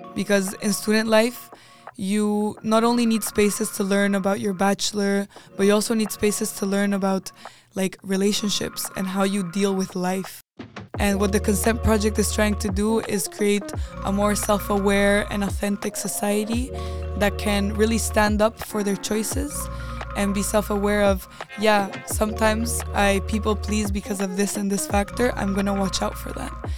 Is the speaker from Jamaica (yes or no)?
no; Chile; moved away as an adult; now in Netherlands; I was coming from Chile